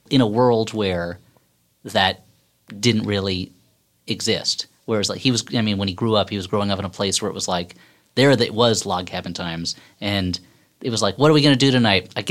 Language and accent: English; Springfield, Illinois, United States; so that the nominating convention for the presidency is in my hometown of Springfield, Illinois.